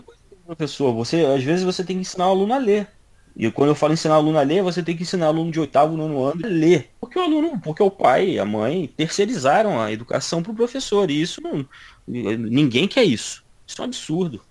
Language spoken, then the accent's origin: Portuguese; Brazil; eu sou brasileiro